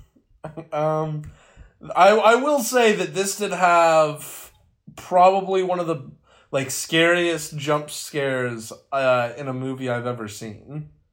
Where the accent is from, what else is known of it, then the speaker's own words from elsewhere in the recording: West Virginia, United States; being from West Virginia